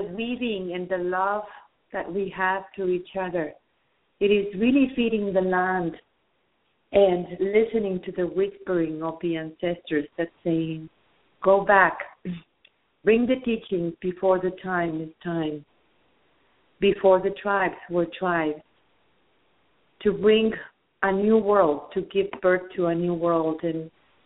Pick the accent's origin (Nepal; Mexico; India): Mexico; I am from Mexico